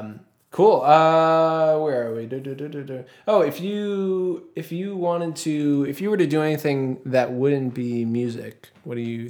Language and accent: English; New Hampshire, United States; I'm from New Hampshire.